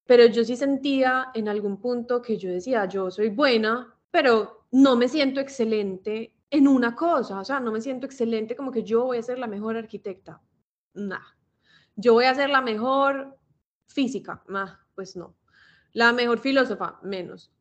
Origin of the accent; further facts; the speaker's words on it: Medellín, Antioquia, Colombia; now in Miami, United States; Vivo en Miami, pero pues soy de Medellín, toda mi familia es de Medellín. De hecho, fui al colegio con Mari